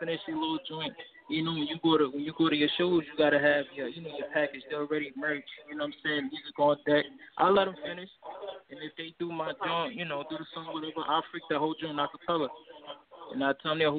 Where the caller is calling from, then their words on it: New York, United States; I'm calling in from Brooklyn, New York